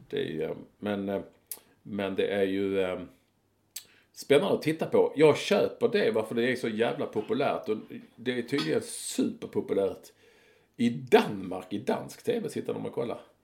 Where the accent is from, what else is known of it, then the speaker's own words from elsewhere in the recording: Malmö, Skåne, Sweden; under min tid när jag var ung i Malmö